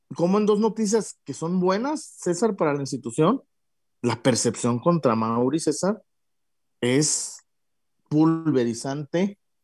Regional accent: Guadalajara, Jalisco, Mexico; yo soy de Guadalajara

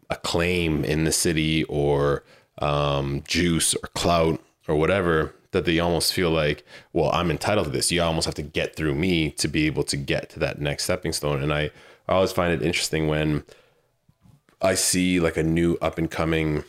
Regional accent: Manitoba, Canada; moved away; I am Canadian and this was brewed in Manitoba and so was

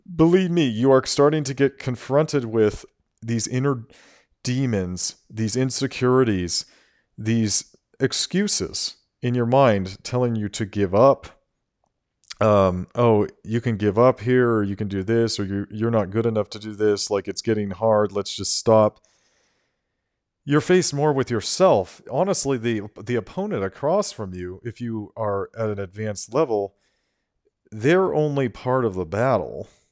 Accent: United States; I am an American citizen

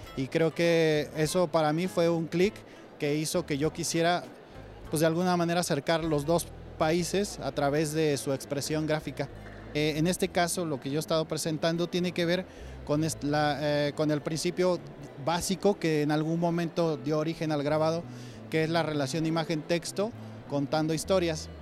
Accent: Mexico; mi estilo como mexicano

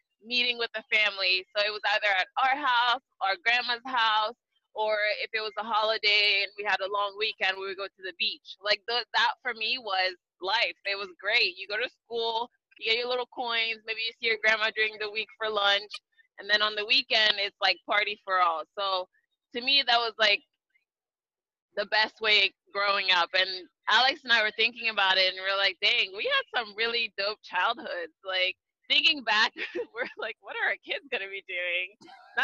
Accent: Libreville, Estuaire, Gabon; now in United States; Growing up in Libreville, Gabon, it was really nice.

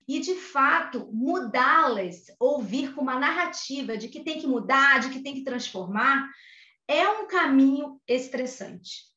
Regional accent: Rio de Janeiro, Brazil; natural do Rio de Janeiro. Acho que vocês já perceberam o meu sotaque, né?

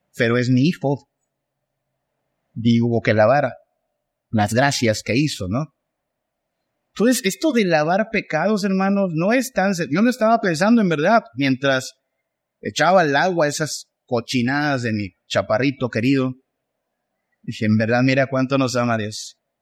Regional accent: Mexico; somos mexicanos

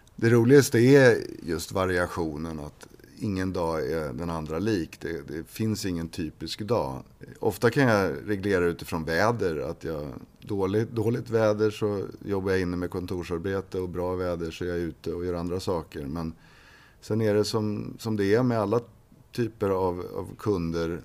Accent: Upplands Väsby, Stockholm County, Sweden; also born or lived in Uppsala; Jag är uppväxt i Väsby.

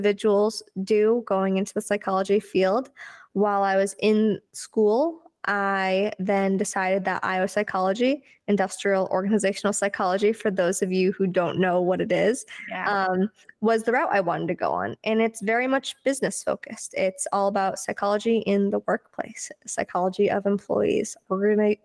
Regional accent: Massachusetts, United States; now in New Hampshire, United States; I'm from Massachusetts, but live in New Hampshire.

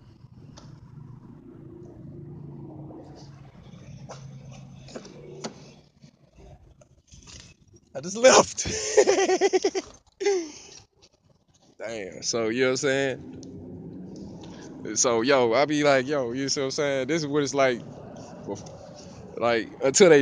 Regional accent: Houston, Texas, United States; I'm from Houston

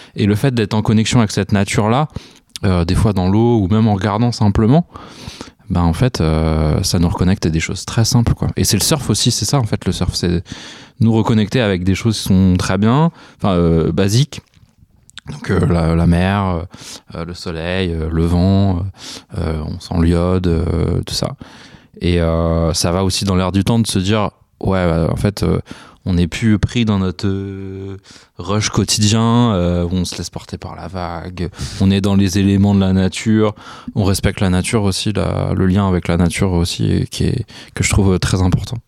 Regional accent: near Meung-sur-Loire and Beaugency, Centre-Val de Loire, France; also born or lived in La Chapelle-Saint-Mesmin; j'ai grandi à Sainty

